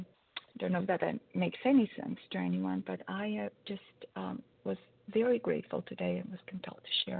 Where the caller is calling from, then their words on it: Connecticut, United States; Oh, it's B, as in boy, and I'm in Connecticut.